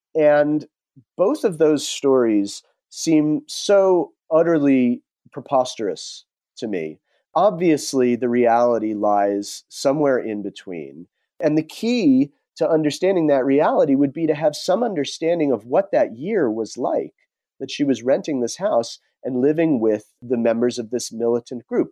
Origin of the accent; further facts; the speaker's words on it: New Jersey, United States; moved away as an adult; also born or lived in Rhode Island / California / Peru / Bay Area; I grew up on the East Coast. I grew up in New Jersey in a fairly tony suburb of New York